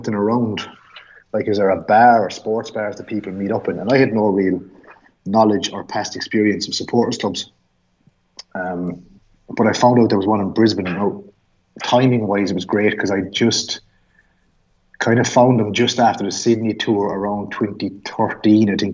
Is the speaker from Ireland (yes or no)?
yes; Ireland; moved away as an adult; also born or lived in Australia; two Irish lads